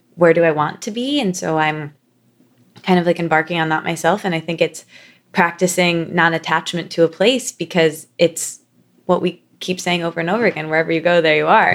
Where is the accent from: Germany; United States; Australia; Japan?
United States; Midwest; now in New York, United States; we're both from the Midwest